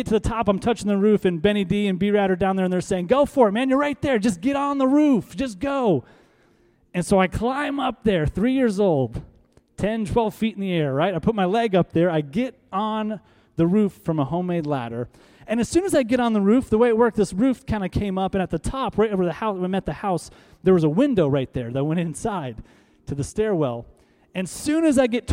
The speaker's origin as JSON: {"language": "English", "town": "Tulsa", "region": "Oklahoma", "country": "United States", "tie": "born or raised there", "also_born_or_lived": "North Iowa", "said": "I mainly grew up here in Tulsa."}